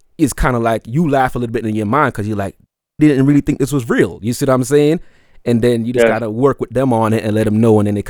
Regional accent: New York City, New York, United States; now in Atlanta, United States; I was born in Brooklyn, and my uncles still live up there

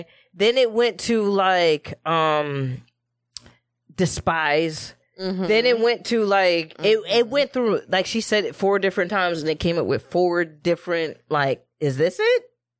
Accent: Midwest, United States; accent: Midwest; We hit vowels hard as fuck in the Midwest.

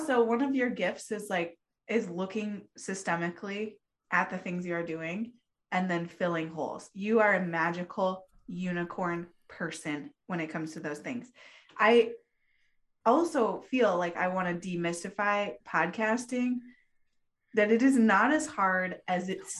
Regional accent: the West, United States; she grew up on the East Coast. I grew up in the West.

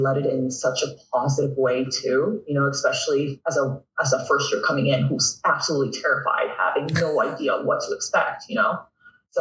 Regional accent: Toronto, Ontario, Canada; growing up in North York

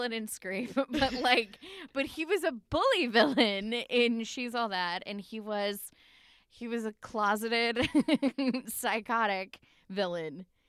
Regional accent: Arkansas, United States; I'm from Arkansas

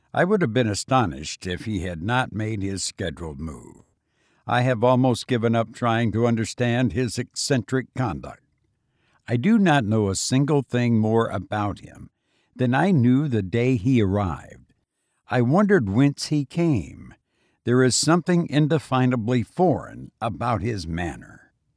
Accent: Illinois, United States; now in Las Vegas, United States; I visited my home state of Illinois and it was bitter cold, something I'm not used to after living in Las Vegas for as long as I have

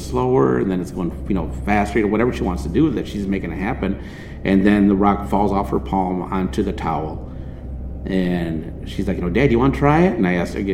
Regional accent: Michigan, United States; we're from Michigan.

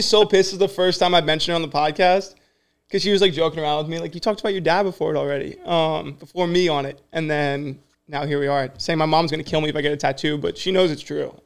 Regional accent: New Jersey, United States; I'm from Jersey

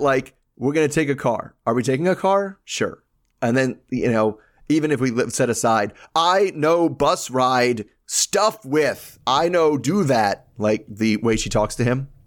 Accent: United States; I'm American

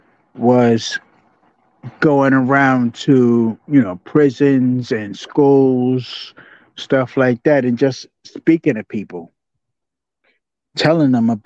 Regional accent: New York City, New York, United States; I grew up in Jamaica, Queens

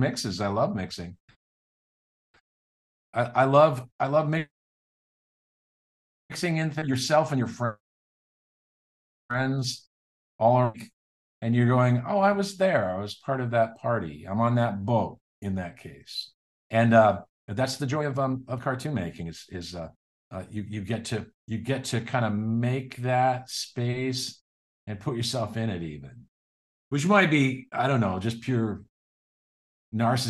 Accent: the Northwest, Pacific Northwest, United States; I was from the Northwest

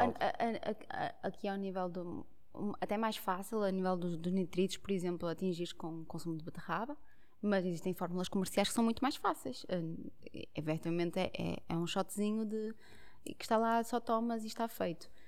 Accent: Portugal; nós, enquanto portugueses, gostamos muito de pão

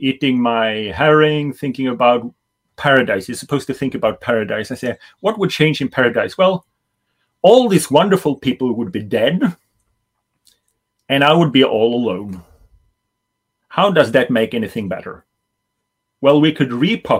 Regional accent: Sweden; growing up in Sweden

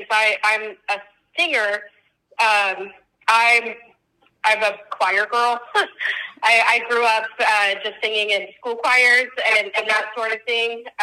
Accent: Midwest, United States; I grew up in the Midwest

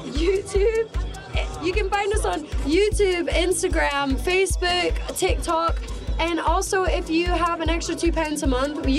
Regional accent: United States; Yeah, I'm American.

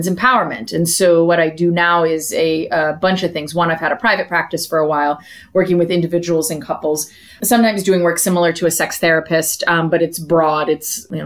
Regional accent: suburbs of Philadelphia, Pennsylvania, United States; now in San Diego, United States; I'm from Pennsylvania, actually, suburbs of Philadelphia

